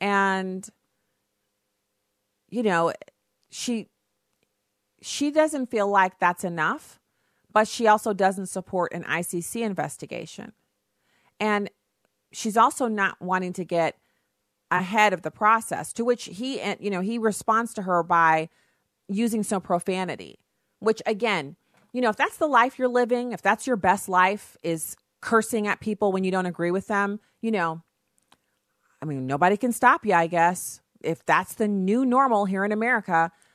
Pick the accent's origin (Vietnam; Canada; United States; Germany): Germany; You know, as someone who I grew up in Germany, and there's nothing like seeing the change in attitude on someone's face when they realize you're an American